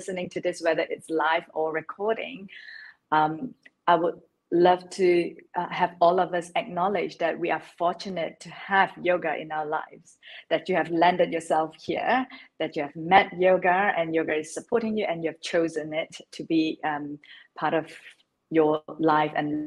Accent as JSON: {"language": "English", "country": "Malaysia", "tie": "born or raised there", "moved": "yes", "lives_now": "London, United Kingdom", "said": "I was born in Malaysia. I am based in London now, so I live in London"}